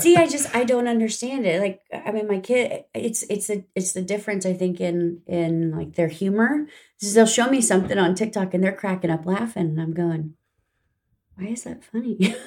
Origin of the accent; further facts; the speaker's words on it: Riverside, California, United States; moved away as an adult; now in Tomball, United States; I grew up in Southern California.